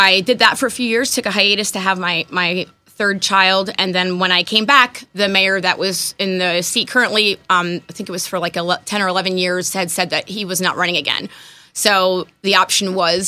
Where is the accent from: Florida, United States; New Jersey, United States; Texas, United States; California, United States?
New Jersey, United States; Wantage; moved away as an adult; also born or lived in Hackettstown, New Jersey; now in Portland, Pennsylvania, United States; I grew up in Sussex County, lived in Hackettstown